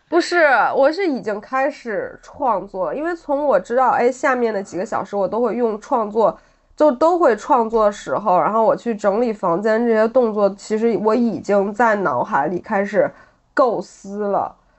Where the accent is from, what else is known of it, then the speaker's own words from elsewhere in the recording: Beijing, China; moved away as an adult; also born or lived in France; 我回到北京，这是我出生的地方，然后我的朋友初中的，有高中的，有大学的